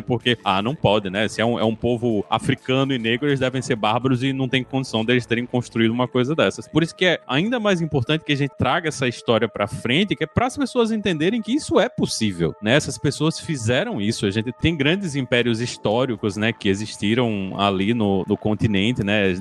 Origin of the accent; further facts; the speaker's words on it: Rio Grande do Norte, Brazil; eu sou do, do Rio Grande do Norte